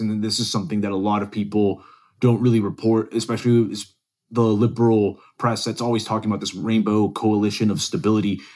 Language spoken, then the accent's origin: English; Dallas, Texas, United States; also born or lived in Venezuela / Silver Spring, Maryland; I grew up in North Dallas